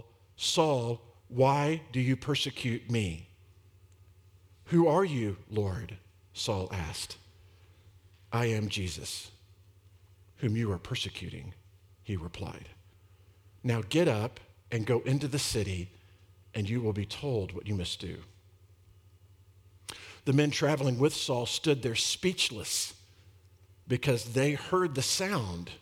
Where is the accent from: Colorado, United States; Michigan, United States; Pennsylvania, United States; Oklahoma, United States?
Colorado, United States; I'm from Colorado